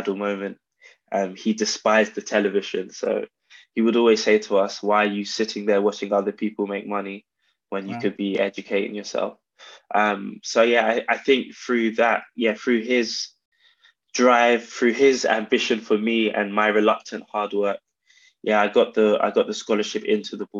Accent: London, United Kingdom; I was born in South London, born and raised in Camberwell, predominantly between Camberwell and Peckham

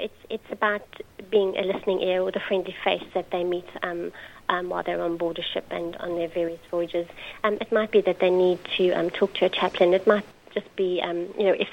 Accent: Johannesburg, Gauteng, South Africa; moved away as an adult; now in United Kingdom; I grew up in South Africa, in Johannesburg

